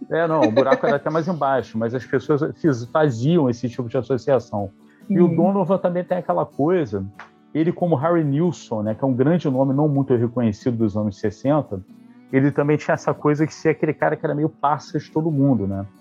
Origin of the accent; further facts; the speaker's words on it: Niterói, Rio de Janeiro, Brazil; sou aqui de Niterói, Rio de Janeiro